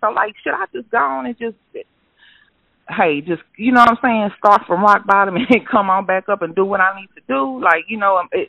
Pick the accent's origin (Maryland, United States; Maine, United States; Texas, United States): Texas, United States; Austin; I'm from Austin, so we ended up moving outside of Houston.